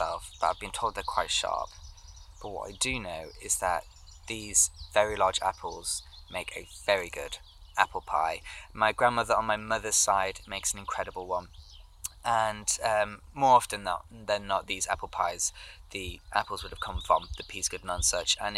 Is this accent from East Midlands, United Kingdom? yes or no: yes; Lincolnshire, East Midlands, United Kingdom; I grew up in Lincolnshire and most of my family lived in the county too